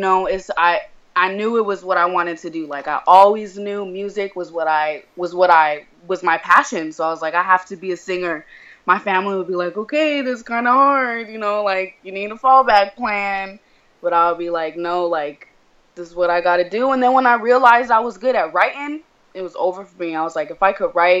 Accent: Denver, Colorado, United States; moved away as an adult; now in San Diego, United States; Originally, I'm from Denver, Colorado

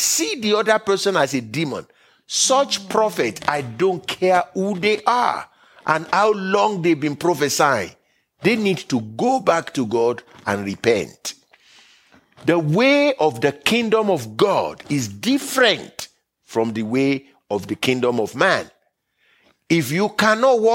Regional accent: Nigeria; now in United States; I was born and raised in Nigeria. I made America my home country by choice.

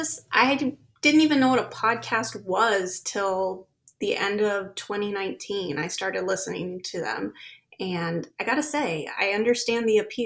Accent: Sunnyvale, California, United States; moved away as an adult; now in Sacramento, United States; So originally we're from the Bay Area, Sunnyvale, which is close to San Jose, Santa Clara, Cupertino area. And then 4 years ago, we moved up here to the Sacramento area. And yeah, we're Bay Area transplants.

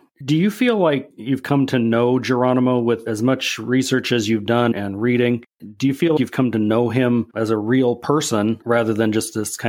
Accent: Northeast Nebraska, United States; moved away; I grew up in Northeast Nebraska

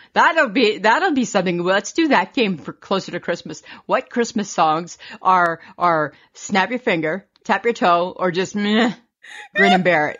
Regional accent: Saskatchewan, Canada; we're from Saskatchewan

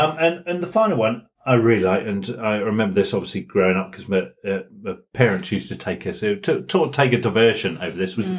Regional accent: Bramerton, East of England, United Kingdom; sort of growing up near the Broads

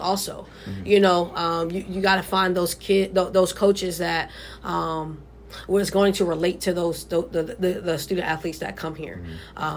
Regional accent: Miami, Florida, United States; moved away; also born or lived in Texas; I'm from originally from Miami

